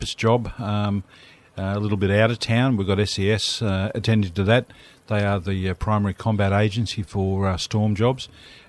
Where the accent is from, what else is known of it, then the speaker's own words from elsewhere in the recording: Blue Mountains, New South Wales, Australia; I'm from the Blue Mountains.